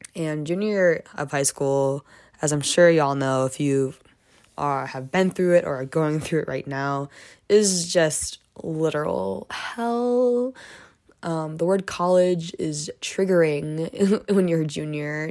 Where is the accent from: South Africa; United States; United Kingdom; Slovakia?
United States; Michigan; moved away as an adult; now in Boulder, United States; I'm from Michigan, and I ended up coming to Boulder too